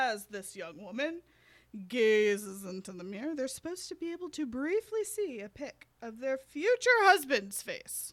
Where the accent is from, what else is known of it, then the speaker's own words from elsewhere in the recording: United States; we're American